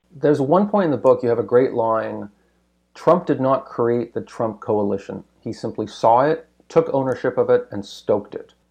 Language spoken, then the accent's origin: English; Canada; as a Canadian